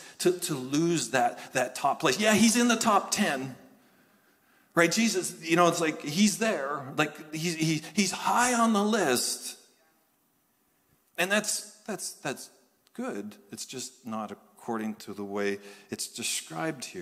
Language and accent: English; Canada; happen to be from Canada, happen to be Pentecostal.